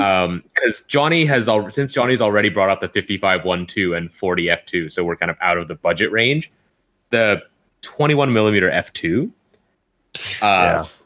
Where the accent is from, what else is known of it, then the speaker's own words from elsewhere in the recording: Canada; I am from Canada